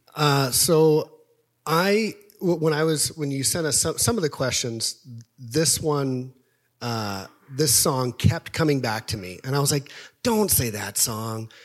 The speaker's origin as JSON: {"language": "English", "town": "Topeka", "region": "Kansas", "country": "United States", "tie": "born or raised there", "moved": "yes", "said": "I grew up in Topeka, Kansas"}